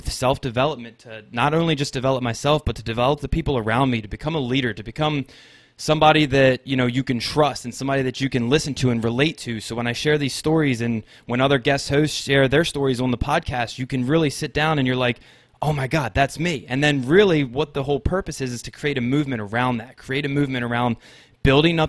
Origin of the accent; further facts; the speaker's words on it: Maryland, United States; I'm born and raised in Maryland in the United States